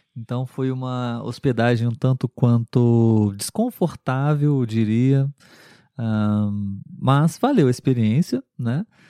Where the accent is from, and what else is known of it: Brazil